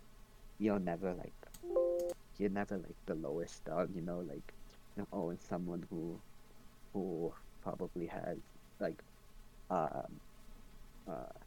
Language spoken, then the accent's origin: English; Edmonton, Alberta, Canada; I was born in Edmonton, so I was grateful that I was born a Canadian.